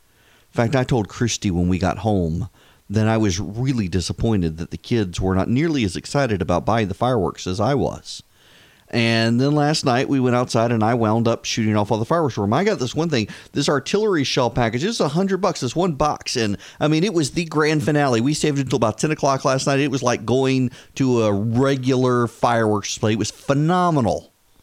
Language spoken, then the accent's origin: English; Louisiana, United States; also born or lived in Dubai; now in Georgia, United States; I grew up in Louisiana, and when we would come home during the summer from Dubai, it was perfectly legal to buy fireworks in Louisiana.